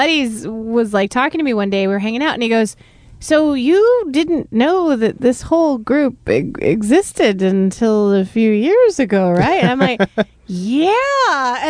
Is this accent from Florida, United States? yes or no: no; Baldwin Park, California, United States; also born or lived in East Los Angeles / Montebello; I was raised in Baldwin Park, half the time in East LA, half the time in Montebello